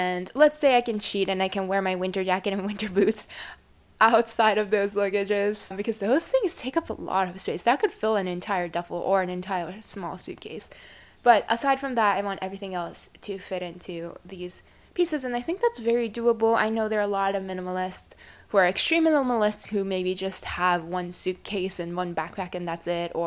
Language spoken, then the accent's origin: English; Japan; now in United States; I come from Japan, and in the environment I'm in particularly, which is a very average suburban area